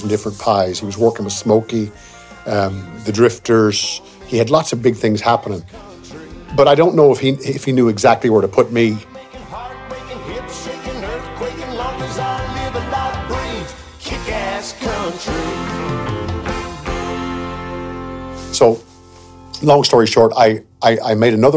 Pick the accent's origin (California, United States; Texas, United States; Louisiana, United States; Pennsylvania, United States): Louisiana, United States; moved away as an adult; also born or lived in Shreveport, Louisiana / Kildare, Ireland / Mullingar, Ireland; now in Ballinagore, Ireland; my life and growing up in Louisiana.